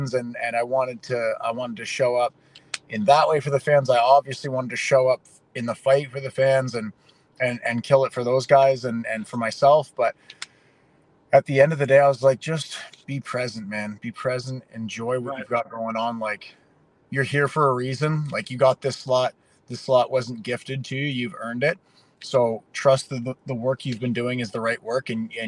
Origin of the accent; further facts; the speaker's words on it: Canada; I grew up playing hockey in Canada